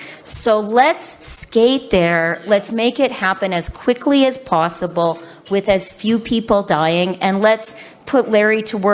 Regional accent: Canada; So, you know, okay, I'm a Canadian politician. It's the law that we have to use a hockey metaphor at least once every day.

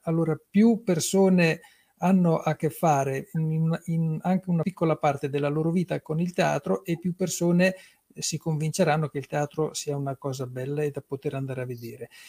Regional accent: Fossombrone, Marche, Italy; sono di Fossombrune

